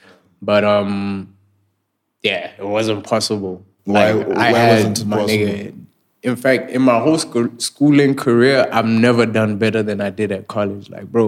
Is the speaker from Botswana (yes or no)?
yes; Botswana; I'm like, nigga, I'm from Bots.